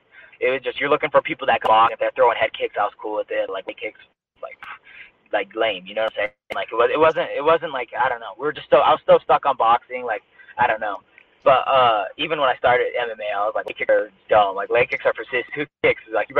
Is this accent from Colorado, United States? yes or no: yes; Denver, Colorado, United States; Yeah, Denver. Still here. It's snowing right now.